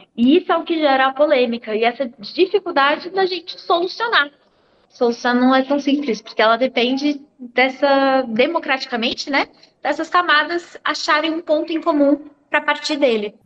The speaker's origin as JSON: {"language": "Portuguese", "country": "Brazil", "said": "nós, como brasileiros"}